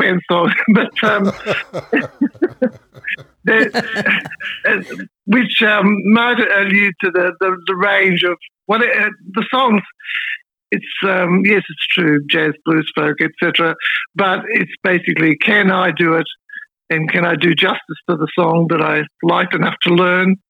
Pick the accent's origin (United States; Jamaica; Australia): Australia; Melbourne, Victoria; moved away as an adult; also born or lived in Sydney / Brisbane / East Gippsland, Victoria; I'm back in Melbourne. My first 3 decades of my life were based in Melbourne